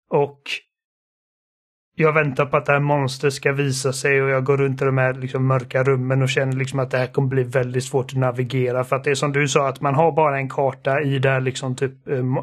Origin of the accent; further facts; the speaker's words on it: Sweden; Eftersom att båda mina föräldrar är, är tyskar så är jag tekniskt sett tysk, men jag är svensk medborgare och liksom det enda jag vet är Sverige.